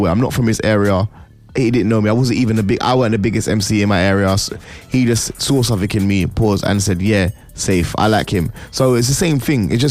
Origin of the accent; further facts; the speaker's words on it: Birmingham, West Midlands, United Kingdom; Even though I'm from Birmingham, I'm gonna